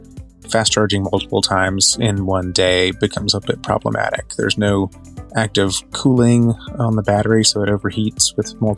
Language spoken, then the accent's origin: English; North Carolina, United States; also born or lived in Florida / Winston-Salem, North Carolina; I'm originally from North Carolina. I've lived all over the state and a little bit in Florida, and I live here in the Winston-Salem area now.